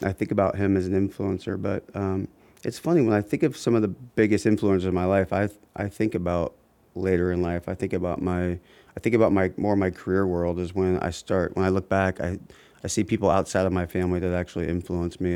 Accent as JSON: {"language": "English", "town": "Columbus", "region": "Ohio", "country": "United States", "tie": "born or raised there", "also_born_or_lived": "Oxford, Ohio / Chicago / Cincinnati / Akron area", "moved": "as an adult", "lives_now": "Akron, United States", "said": "I grew up in Columbus um, and spent all of my up the high school years there"}